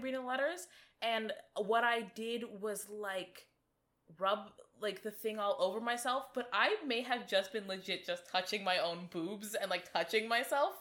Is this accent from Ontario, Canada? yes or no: yes; Toronto, Ontario, Canada; we are from Toronto